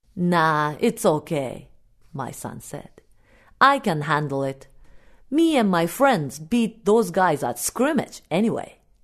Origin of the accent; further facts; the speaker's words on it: Japan; first language Japanese; English is a second language; now in United States; my native language